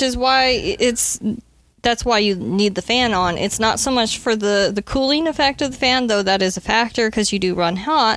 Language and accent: English; the Midwest, Nebraska, United States; I grew up in the Midwest, where we experienced actual real winters